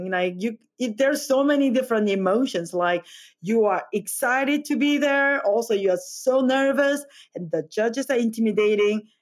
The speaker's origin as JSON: {"language": "English", "country": "South Korea", "second_language": "English", "moved": "as an adult", "lives_now": "United States", "said": "I came from Korea and I, to go to the culinary school in 2009."}